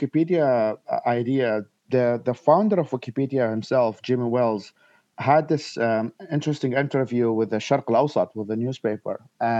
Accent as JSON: {"language": "English", "country": "Iraq", "tie": "born or raised there", "moved": "yes", "said": "I was born and raised in Iraq myself."}